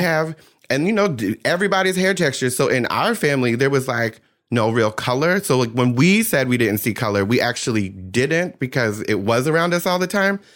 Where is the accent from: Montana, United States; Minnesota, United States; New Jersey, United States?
New Jersey, United States; I grew up in South Jersey.